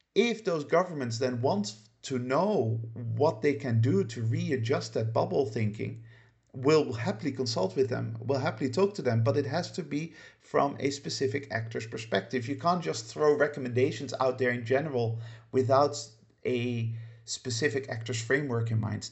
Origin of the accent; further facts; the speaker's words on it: Netherlands; moved away as an adult; also born or lived in United Kingdom; now in Spain; I grew up very much in a Western Judai, Judeo-Christian society, namely the Netherlands, um, where I lived for the first eighteen years of my life.